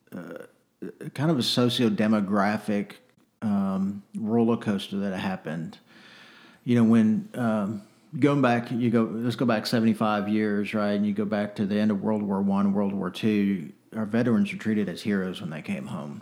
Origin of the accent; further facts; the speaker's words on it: North Texas, United States; I grew up in the '80s and '90s, uh, mostly in Texas, although I'm not from Texas originally. Um, but mostly, you know, North Texas